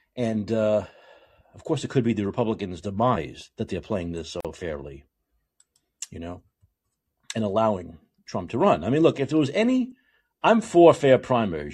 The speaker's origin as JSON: {"language": "English", "region": "New York", "country": "United States", "tie": "born or raised there", "also_born_or_lived": "Seattle", "moved": "as an adult", "lives_now": "San Francisco, United States", "said": "It's longer than I've spent in any place in my life other than my hometown city of New York"}